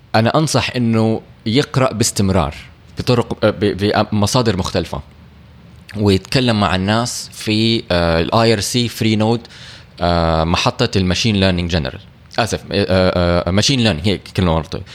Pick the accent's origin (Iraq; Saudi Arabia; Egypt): Saudi Arabia; عندنا في السعودية